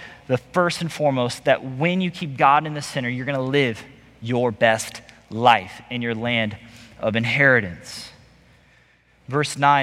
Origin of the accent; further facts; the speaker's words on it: Missouri, United States; moved away as an adult; also born or lived in Las Vegas, Nevada; I'm from Missouri, and then I moved to Las Vegas.